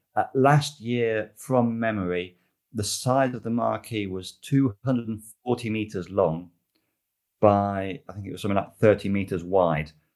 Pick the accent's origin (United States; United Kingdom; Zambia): United Kingdom; moved away; I am British, I've never driven in the UK